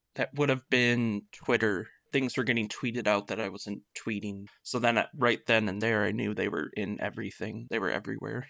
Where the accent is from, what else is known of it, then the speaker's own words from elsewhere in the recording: Michigan, United States; I am from Michigan